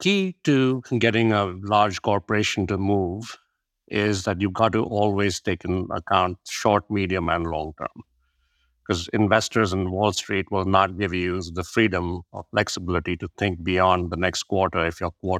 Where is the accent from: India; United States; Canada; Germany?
India; my background is born and brought up in India, and my dad was a fighter pilot. So I went to 13 different schools in 6 different states, spoke 4 or 5 different languages.